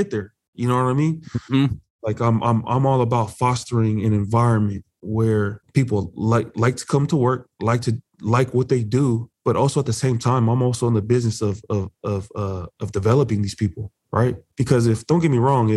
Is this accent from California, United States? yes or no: yes; Buena Park, California, United States; growing up in Buena Park, California